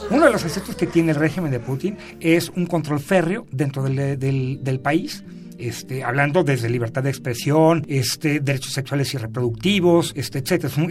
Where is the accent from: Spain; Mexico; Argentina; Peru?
Mexico; yo creo que como mexicanos, también.